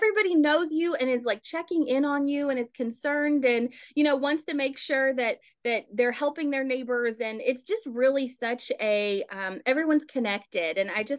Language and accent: English; LaGrange, Kentucky, United States; Originally, I'm from Oldham County, so grew up in LaGrange, and yeah, so not too far from home, but have kind of lived all over since then, and I'm really glad to now call Hopkinsville home.